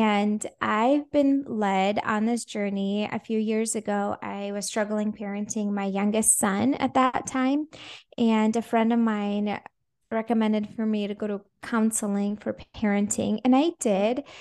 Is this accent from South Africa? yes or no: no; Latvia; first language Russian; English is a second language; also born or lived in Minnesota, United States; now in Jacksonville, United States; So originally, I was born in Latvia